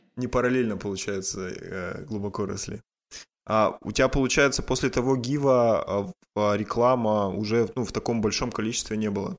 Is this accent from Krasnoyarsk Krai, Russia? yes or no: no; Yekaterinburg, Sverdlovsk Oblast, Russia; я сам из Екатеринбурга